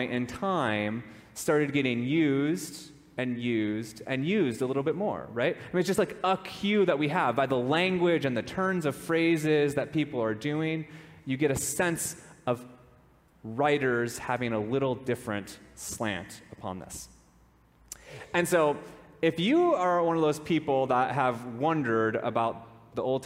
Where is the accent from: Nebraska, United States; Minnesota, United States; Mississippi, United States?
Minnesota, United States; I grew up in Minnesota, and growing up in Minnesota, one of the things that you do is you spend time on the lake